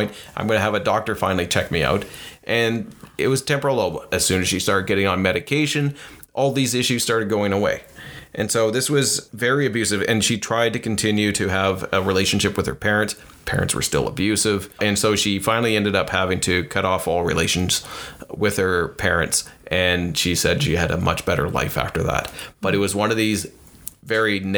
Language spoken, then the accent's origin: English; Canada; we're from Canada